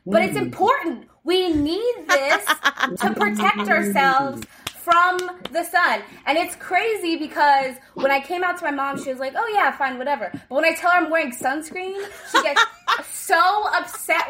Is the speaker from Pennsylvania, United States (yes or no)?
yes; State College, Pennsylvania, United States; now in Los Angeles, United States; grew up in a very small conservative town in the middle of Pennsylvania.